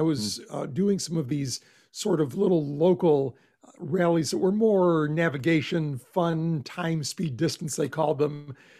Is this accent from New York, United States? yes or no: yes; Buffalo, New York, United States; moved away as an adult; also born or lived in Pittsburgh, Pennsylvania / South Bend, Indiana / Knoxville, Tennessee; now in Austin, United States; I grew up in Buffalo, New York, and spent most of my life, it seemed like, in that part of the world where I went to school in Pittsburgh, ended up in South Bend, Indiana for, like 30 years